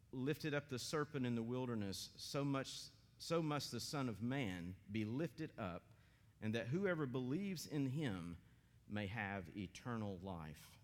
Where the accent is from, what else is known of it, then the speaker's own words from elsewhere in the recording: Maryville, Tennessee, United States; also born or lived in Johnson City, Tennessee / West Virginia; now in Athens, United States; I grew up in Maryville, Tennessee, in a PCA church